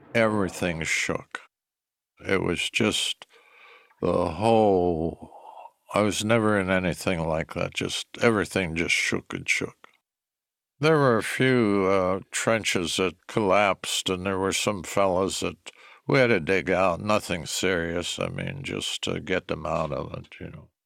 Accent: Shanksville, Pennsylvania, United States; I was born in Shanksville, Pennsylvania

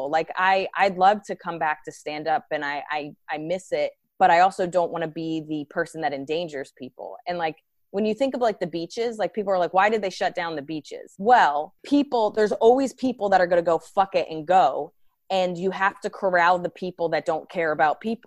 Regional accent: right outside of Princeton, New Jersey, United States; moved away as an adult; now in New York City, United States; I grew up right outside of Princeton

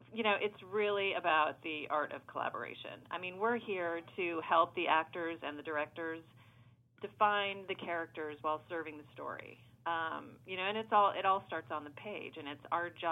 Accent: Savannah, Georgia, United States; moved away as an adult; now in Los Angeles, United States; I'm originally from Savannah, Georgia

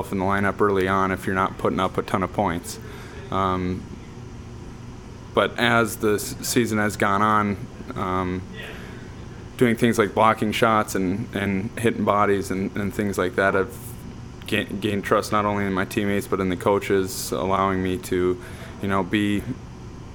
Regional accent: Minnesota, United States; growing up in Minnesota, high school hockey is kind of a big thing

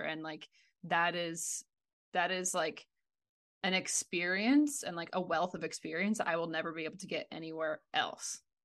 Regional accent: Ontario, Canada; moved away as an adult; I grew up in Ontario, went out to, to university and played for five years on the East Coast, ended up moving overseas

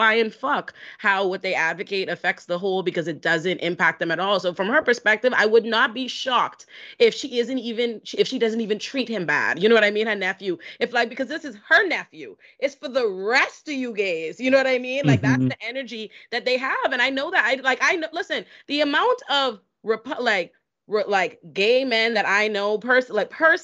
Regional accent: Bahamas; also born or lived in Boca Raton, Florida; now in United States; I was raised in the Bahamas

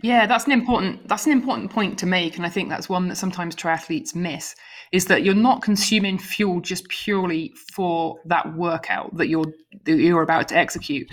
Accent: United Kingdom; now in United States; living in America but being a Brit.

